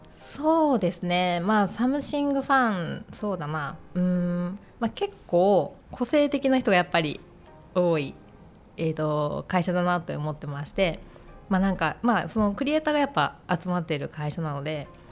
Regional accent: Hokkaido, Japan; moved away as an adult; also born or lived in Saitama / Sapporo; now in Tokyo, Japan; 私は北海道出身で、えー、専門学校を機に上京

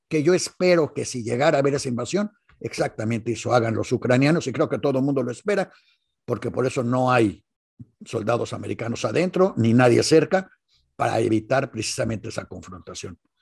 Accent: Mexico; como buenos mexicanos

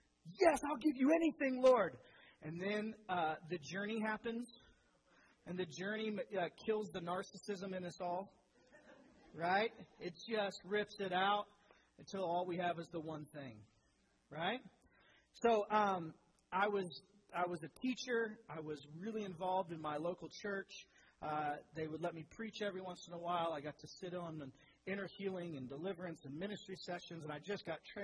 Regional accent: Speedway, Indiana, United States; I grew up in Speedway. I was a spark plug.

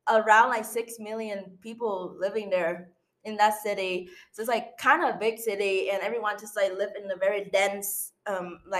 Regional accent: Ho Chi Minh City, Vietnam; English is a second language; I was born and raised in Ho Chi Minh City, which is like a biggest city in Vietnam, mm-hmm. and they have like a lot of skyscraper and, and tall building

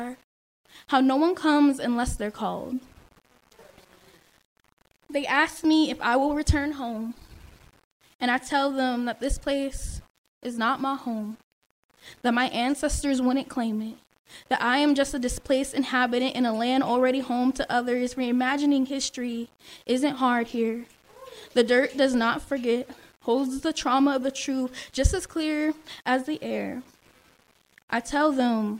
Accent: Palomino Valley, Nevada, United States; moved away; where I grew up. It's like past Spanish Springs, Palomino Valley, going towards Pyramid Lake.

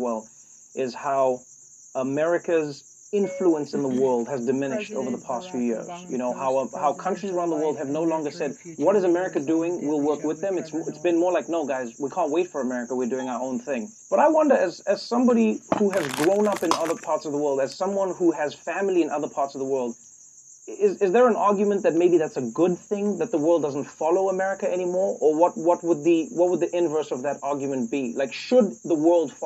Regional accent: South Africa; Growing up in South Africa

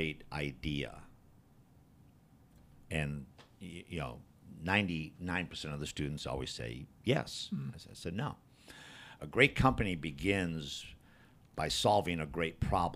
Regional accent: Midwest, United States; moved away; I'm from the Midwest.

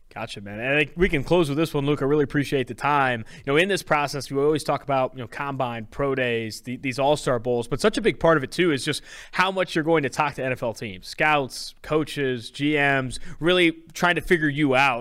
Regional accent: Oakland, California, United States; also born or lived in San Diego; I'm from California. I'm from Oakland, California. Went to school at San Diego State

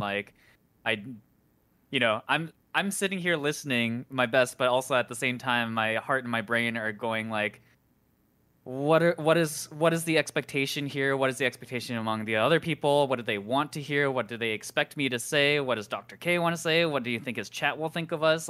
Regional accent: Midwest, United States; I grew up in the Midwest

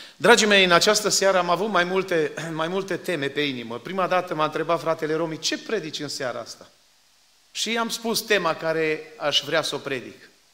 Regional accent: Suciu de Jos, Maramureș County, Romania; now in Phoenix, United States; acolo am crescut și nu îmi pare rău că am crescut acolo

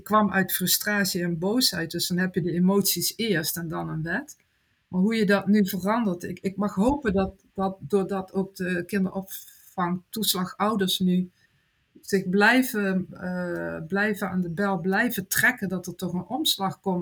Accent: Netherlands; Ik ben Nederlander

